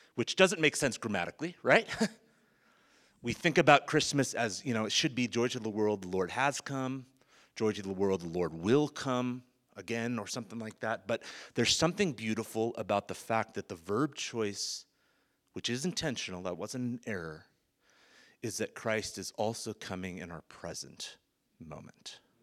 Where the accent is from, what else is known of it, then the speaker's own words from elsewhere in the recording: Bay Area, California, United States; now in South Africa; born and raised in the Bay Area